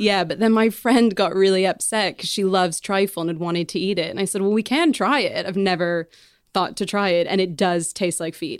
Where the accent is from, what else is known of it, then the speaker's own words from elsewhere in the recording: Canada; moved away as an adult; now in England; I'm Canadian